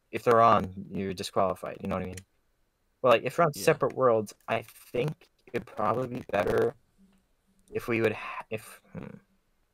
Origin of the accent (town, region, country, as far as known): United States